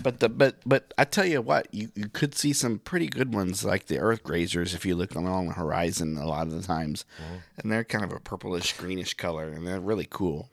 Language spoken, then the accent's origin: English; Miami, Oklahoma, United States; now in Branson, United States; I'm from Miami